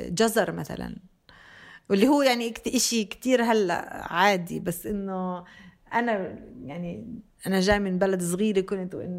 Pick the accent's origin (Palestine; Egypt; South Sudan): Palestine; Bethlehem, West Bank; moved away; also born or lived in Jenin; منطقة بيت لحم وين انا تربيت